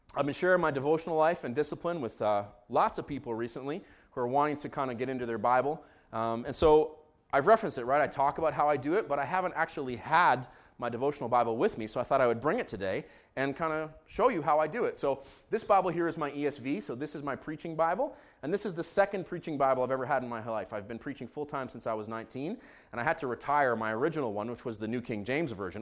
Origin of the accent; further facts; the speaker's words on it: Israel; moved away; Actually, I'm from Israel. I grew up in Israel.